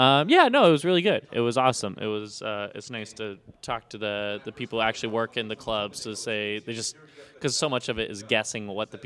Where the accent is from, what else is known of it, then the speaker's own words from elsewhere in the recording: Sacramento, California, United States; also born or lived in San Francisco; I'm from Sacramento originally